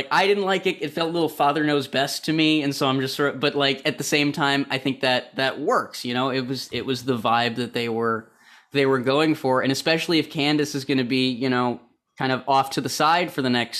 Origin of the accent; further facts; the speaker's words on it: Chicago, Illinois, United States; we're not a docks town. We're trucks and Teamsters.